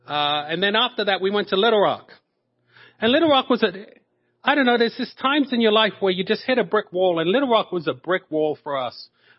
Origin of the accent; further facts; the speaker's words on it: Norwich, East of England, United Kingdom; And I told him, I said, I'm from Norwich.